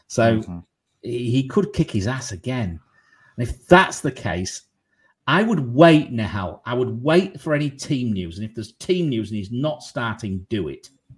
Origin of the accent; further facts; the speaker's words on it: San Antonio, Texas, United States; I used to live in Dallas, Texas, and I'm from San Antonio.